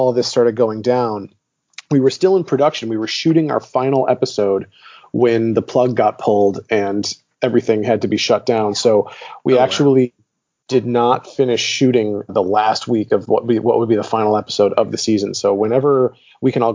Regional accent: Detroit, Michigan, United States; moved away as an adult; also born or lived in Chicago; now in Los Angeles, United States; I'm originally from Detroit. I grew up in Detroit and then I went to college in Chicago

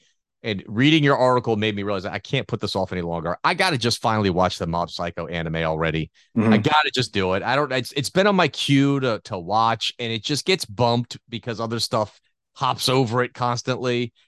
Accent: United States; As an American

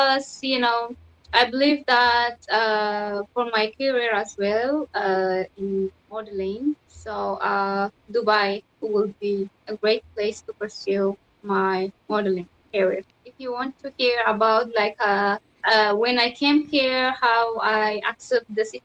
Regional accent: Ethiopia; English is a second language; even inside in Ethiopia, which I went to university. It's uh, like it's not in my hometown, somewhere different city. It's called Villa. So, you know, in Ethiopia there is uh, like 86 kind of culture and language, more more than 86.

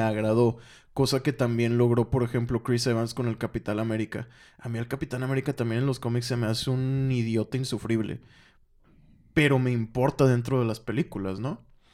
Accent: Mexico; siendo mexicano, escuchando esa, o más bien hablando español

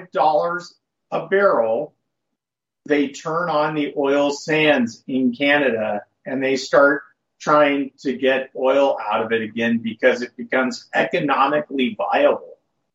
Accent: United States; as an American citizen

